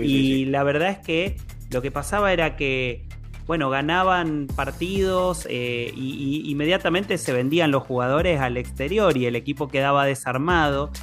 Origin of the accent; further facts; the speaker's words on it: Argentina; todos somos argentinos